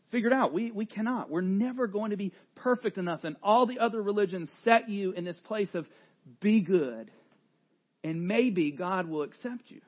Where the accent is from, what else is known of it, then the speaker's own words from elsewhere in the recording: the South, United States; I grew up in the South